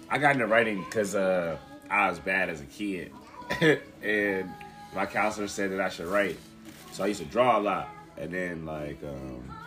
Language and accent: English; New York City, New York, United States; moved away; also born or lived in Columbus, Ohio; I was born in Brooklyn and kind of like raised between Brooklyn and Columbus.